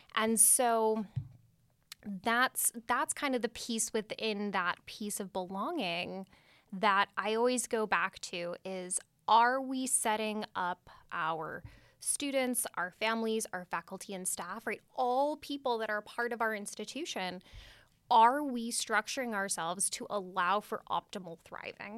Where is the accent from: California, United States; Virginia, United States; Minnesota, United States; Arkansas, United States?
California, United States; Redwood City; I grew up, was born and raised in Redwood City